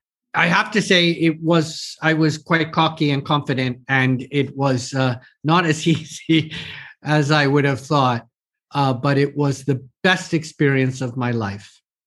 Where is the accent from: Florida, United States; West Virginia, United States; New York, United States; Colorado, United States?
New York, United States; moved away as an adult; also born or lived in Washington; now in Vienna, Austria; As you probably can hear from my accent, I'm American, New Yorker, but I've been living in Europe for 25 years.